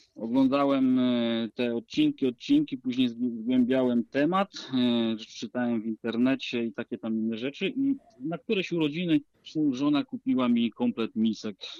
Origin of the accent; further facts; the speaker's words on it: Lower Silesian Voivodeship, Poland; tutaj u nas na Dolnym Śląsku